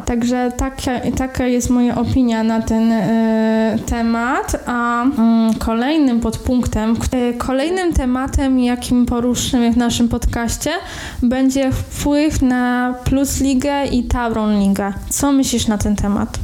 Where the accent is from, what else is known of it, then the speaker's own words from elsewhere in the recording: Rzeszów, Subcarpathian Voivodeship, Poland; moved away as an adult; now in Wrocław, Poland; pochodzę również z Rzeszowa, ale od prawie czterech lat mieszkam we Wrocławiu